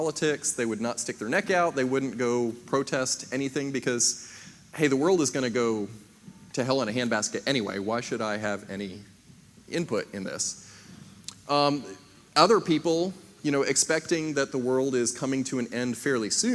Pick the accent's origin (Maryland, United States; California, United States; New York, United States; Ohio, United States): Maryland, United States; I was born up in Maryland in 1980